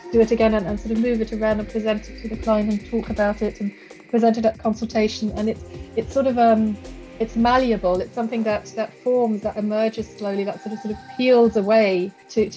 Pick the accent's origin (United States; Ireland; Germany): Germany; moved away as an adult; also born or lived in Sheffield; now in London, United Kingdom; I grew up in Germany